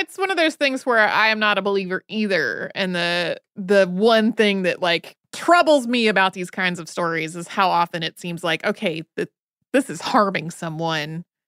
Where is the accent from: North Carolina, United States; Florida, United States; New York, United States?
North Carolina, United States; Winston-Salem; when I was a kid, I grew up outside of Winston-Salem, North Carolina